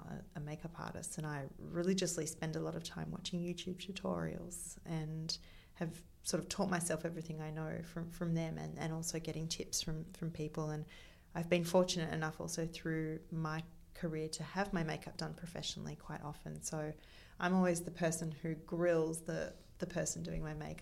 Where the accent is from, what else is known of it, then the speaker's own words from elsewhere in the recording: Melbourne, Victoria, Australia; moved away as an adult; also born or lived in Sydney; I was born in Melbourne. I moved to Sydney before my 19th birthday.